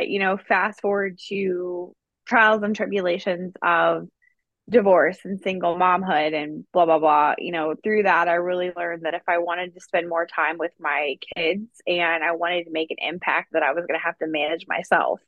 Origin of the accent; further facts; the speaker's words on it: Dry Ridge, Kentucky, United States; moved away as an adult; also born or lived in South Korea; now in Hawaii, United States; I'm originally from Dry Ridge, Kentucky, which is literally in the middle of nowhere. So side note, I didn't grow up with money. I grew up in a trailer park.